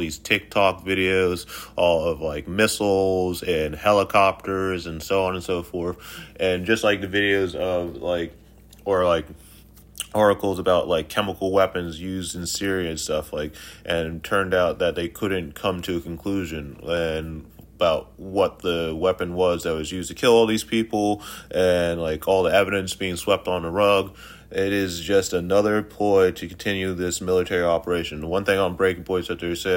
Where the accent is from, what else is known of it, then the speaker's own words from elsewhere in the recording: United States; as the American people